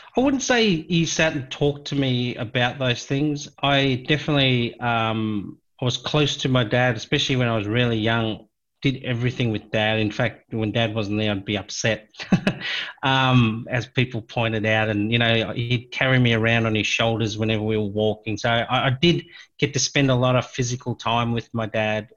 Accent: Cape Town, Western Cape, South Africa; I was born in South Africa, um, oh, in a place near Cape Town, a place called Claremont

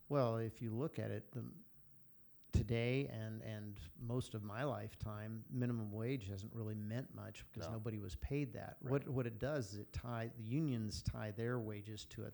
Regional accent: Greeley, Colorado, United States; also born or lived in San Francisco; I grew up in Greeley, Colorado

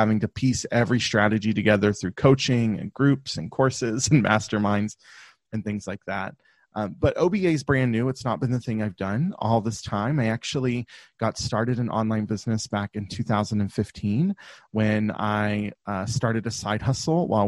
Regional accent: the South, United States; I grew up in the South in the US. So if you can't, my accent will come out from time to time

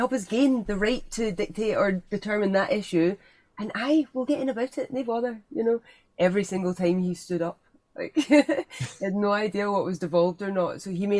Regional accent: Scotland, United Kingdom

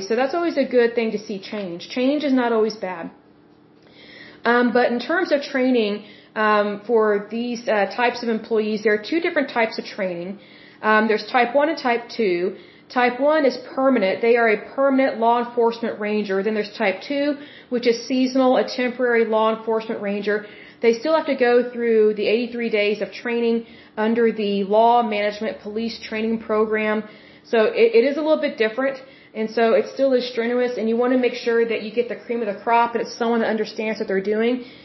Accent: Oklahoma, United States; I am from Oklahoma and we do have some very beautiful state parks here

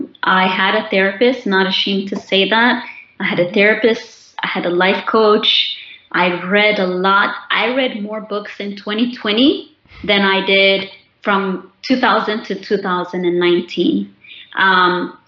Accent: Ethiopia; I'm doing it now more than I did the years after I came from Ethiopia.

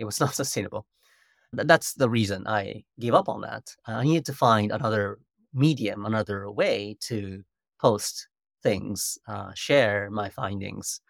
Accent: Japan; English is a second language; moved away as an adult; also born or lived in United States

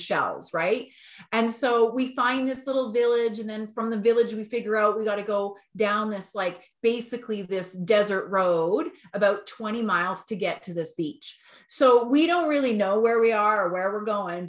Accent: Alberta, Canada; we're from Alberta.

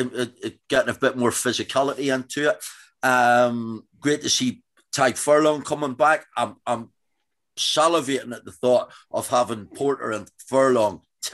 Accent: Northern Ireland, United Kingdom; Being an Ulsterman, I'm a huge Ian Henderson fan.

